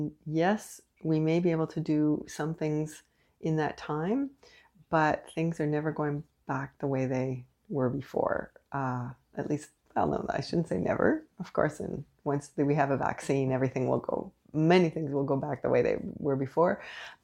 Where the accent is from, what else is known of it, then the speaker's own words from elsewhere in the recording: Canada; I am unapologetically Canadian.